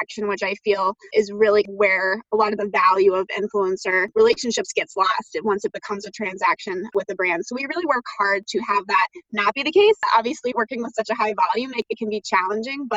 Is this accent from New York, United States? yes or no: no; Southern Virginia, United States; moved away as an adult; now in Chicago, United States; I am from Southern Virginia and grew up there, and I've been in Chicago now for about 10 years